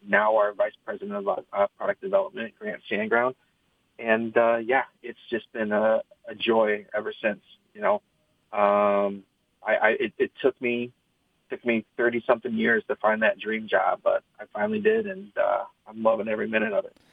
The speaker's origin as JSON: {"language": "English", "town": "East Lansing", "region": "Michigan", "country": "United States", "tie": "born or raised there", "said": "I was born and raised in East Lansing, uh, literally like a mile from campus"}